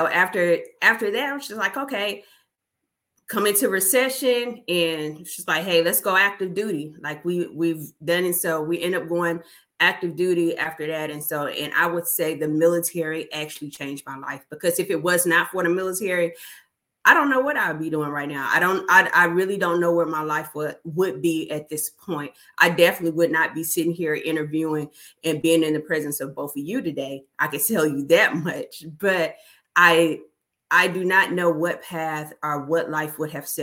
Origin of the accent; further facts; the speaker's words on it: Huntsville, Alabama, United States; moved away as an adult; now in Fort Mitchell, United States; I am originally from Huntsville, Alabama. However, I am currently in Fort Mitchell, Alabama